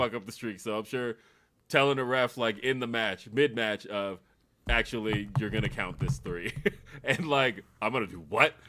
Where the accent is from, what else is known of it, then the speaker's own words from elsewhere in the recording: Los Angeles, California, United States; I grew up in Los Angeles, uh, so like California